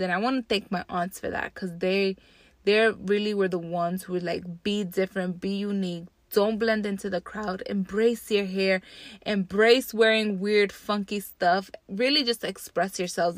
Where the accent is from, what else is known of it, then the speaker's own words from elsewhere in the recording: Jersey City, New Jersey, United States; I grew up in Jersey City, New Jersey